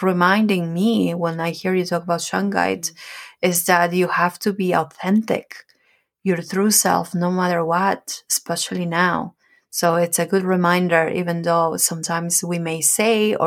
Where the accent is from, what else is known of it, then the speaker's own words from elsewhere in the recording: Peru; moved away; I'm from Peru, so ayahuasca is something that we know about, that we do it